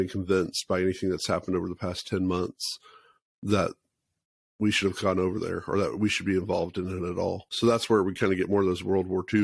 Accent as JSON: {"language": "English", "country": "United States", "said": "as American people"}